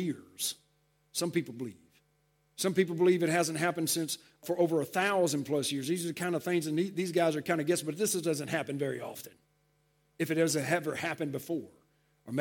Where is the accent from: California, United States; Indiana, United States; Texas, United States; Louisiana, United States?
Texas, United States; I grew up in Texas